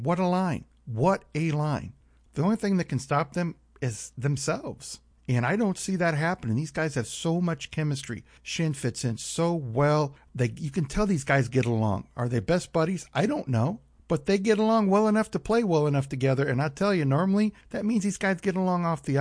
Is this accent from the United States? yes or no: yes; St. Louis, Missouri, United States; I'm from St. Louis